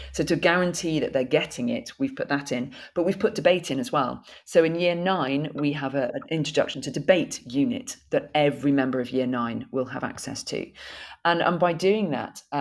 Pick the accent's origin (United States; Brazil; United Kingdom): United Kingdom; Bolton, North West England; accent: northern; my northern accent growing up in Bolton um, has, has, gone.